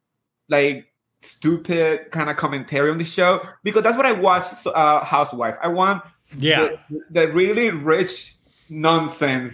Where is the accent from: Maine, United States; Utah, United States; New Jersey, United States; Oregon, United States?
New Jersey, United States; moved away as an adult; now in Upstate New York, United States; I grew up in Jersey, so we don't pump our own gas. And then I moved up here to upstate New York with my husband last year.